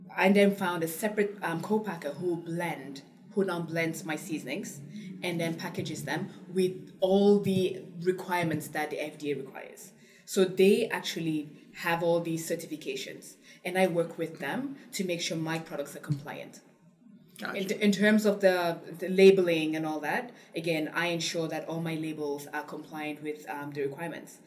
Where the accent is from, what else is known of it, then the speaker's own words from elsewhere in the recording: Cameroon; moved away; also born or lived in England; I grew up in Cameroon